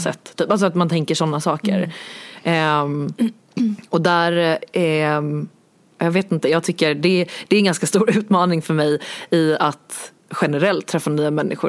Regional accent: Stockholm, Stockholm County, Sweden; jag kommer från Stockholm

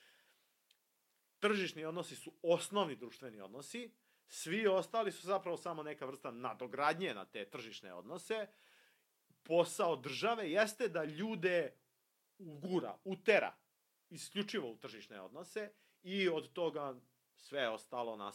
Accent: Serbia; mi ovde kod nas u Srbiji

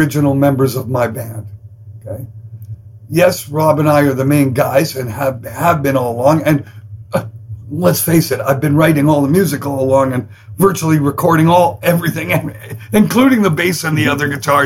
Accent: Canada; I'm Canadian

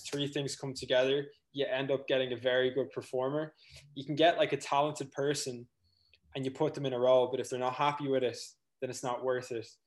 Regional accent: North County Dublin, Leinster, Ireland; I'm from North County, Dublin, raised on a farm.

